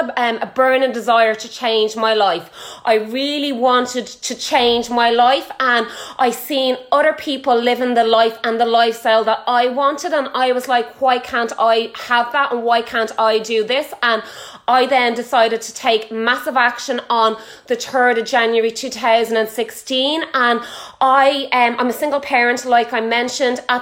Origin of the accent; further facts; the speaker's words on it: Ireland; I am Irish. I am from Ireland.